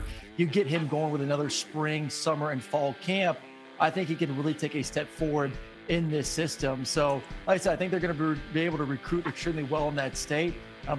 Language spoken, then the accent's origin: English; Tampa, Florida, United States; because I'm a kid from Florida, grew up about an hour away in Tampa.